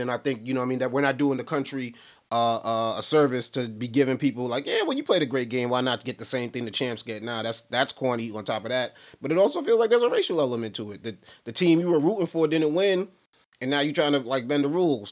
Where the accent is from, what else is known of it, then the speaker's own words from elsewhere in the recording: Brooklyn, New York, United States; I'm from Brooklyn, New York myself